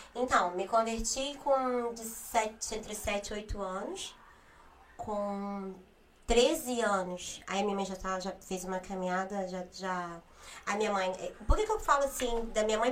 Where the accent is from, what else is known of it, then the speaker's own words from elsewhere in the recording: Rio de Janeiro, Brazil; Fui nascida e criada no Rio, mas precisamente na comunidade de Manguinhos